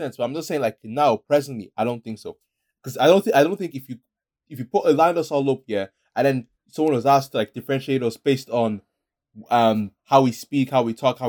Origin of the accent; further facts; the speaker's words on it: Ireland; we're actually from Dundalk or actually from Clondalkin.